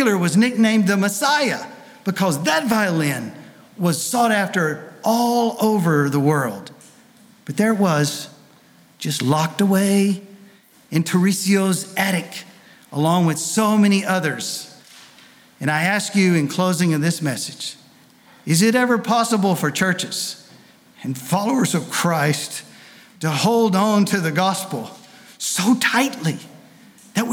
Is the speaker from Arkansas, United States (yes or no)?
no; Tennessee, United States; I'm not from France. I'm from Tennessee